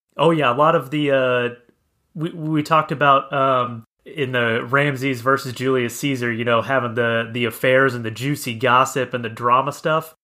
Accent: Kansas, United States; now in Arizona, United States; I'm originally from Kansas, now I live in Arizona

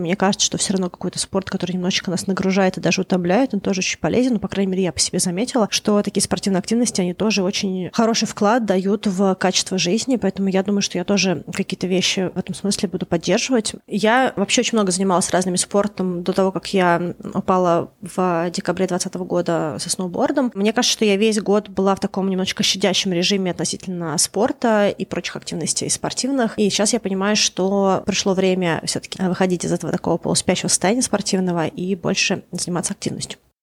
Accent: Moscow, Russia; now in Vancouver, Canada; Я выросла в Москве

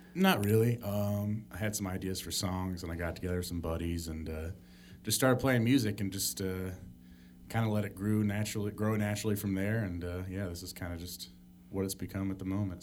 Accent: Ada, Michigan, United States; I grew up in, in Grand Rapids, in Ada, Michigan, just outside.

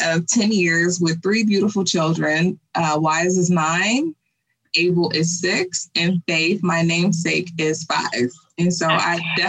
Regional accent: Gary, Indiana, United States; I'm born and raised in Gary, Indiana by my mother, Vanessa, who was a single mother.

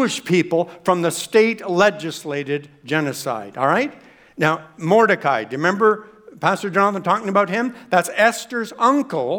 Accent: Canada; we're Canadian

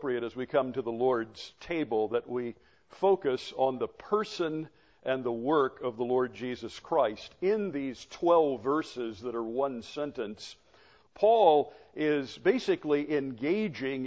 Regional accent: Florida, United States; as a child growing up in Florida

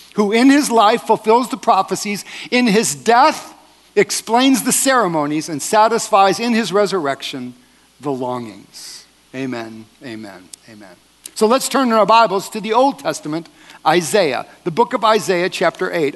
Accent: Wisconsin, United States; now in California, United States; I am from California, but I am not a Californian. I'm a Wisconsinite.

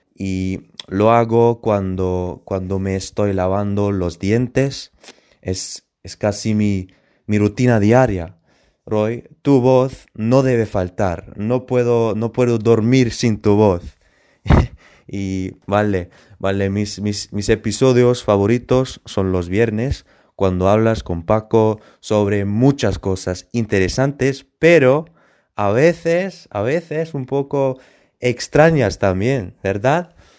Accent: Germany; Spanish is a second language; yo soy de Alemania

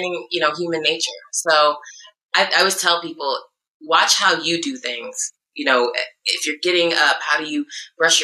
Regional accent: Iowa, United States; also born or lived in Chicago; now in California, United States

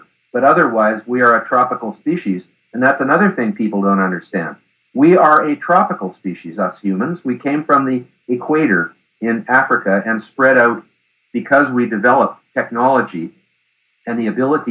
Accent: Canada; me being a Canadian.

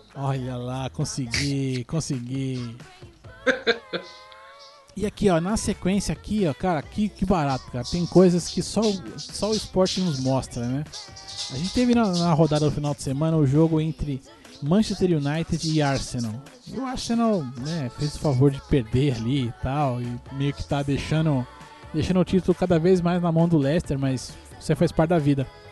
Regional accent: Brazil; Eu sou brasileiro

